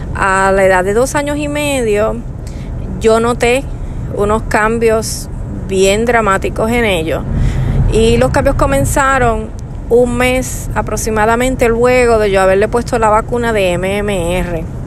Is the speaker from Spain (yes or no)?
no; Puerto Rico; moved away as an adult; now in United States; Nosotros somos de Puerto Rico. Y actualmente pues estamos residiendo en Estados Unidos